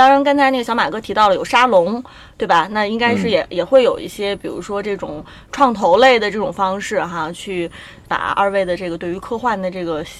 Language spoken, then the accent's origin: Chinese; China; 所以在这个英雄动作片方面，我们中国人已经迈出了很成功的一步哈。